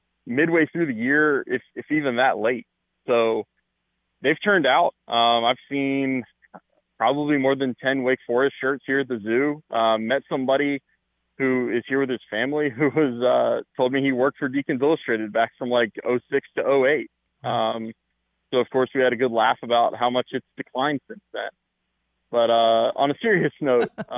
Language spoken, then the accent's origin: English; Kernersville, North Carolina, United States